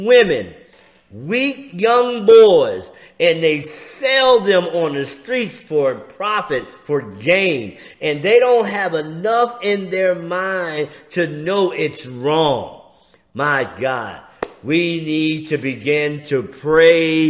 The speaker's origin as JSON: {"language": "English", "town": "Philadelphia", "region": "Pennsylvania", "country": "United States", "said": "I'm from Philly"}